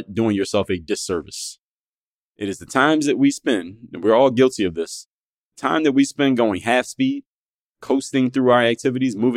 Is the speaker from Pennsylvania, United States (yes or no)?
yes; Philadelphia, Pennsylvania, United States; Andorra section of Philadelphia, which is my hometown